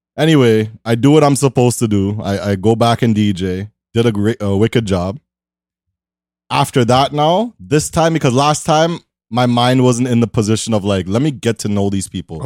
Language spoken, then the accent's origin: English; Toronto, Ontario, Canada; I'm in, I'm from Toronto